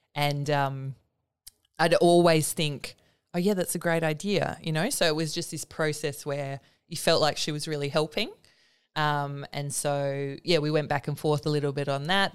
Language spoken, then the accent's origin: English; Willetton, Western Australia, Australia; I grew up in Willerton.